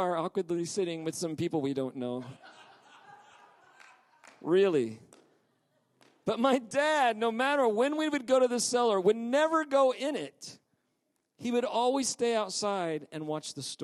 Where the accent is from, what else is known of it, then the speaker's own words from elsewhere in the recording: Oklahoma, United States; As a kid, I grew up in Oklahoma and we have tornadoes.